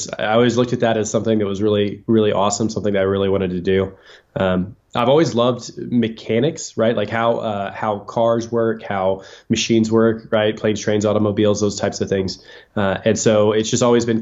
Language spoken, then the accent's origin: English; Texas, United States; moved away as an adult; I'm a born and raised Texan, born in Texas, went to a university in Texas